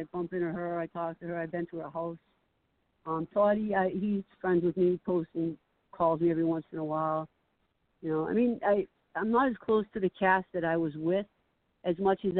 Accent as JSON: {"language": "English", "town": "Revere", "region": "Massachusetts", "country": "United States", "tie": "born or raised there", "said": "He's actually from the same hometown as I am. We're both from Revere"}